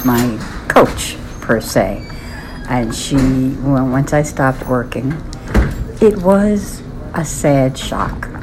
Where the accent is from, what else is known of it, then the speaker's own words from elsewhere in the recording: New York City, New York, United States; I come from East Harlem, an Italian-American background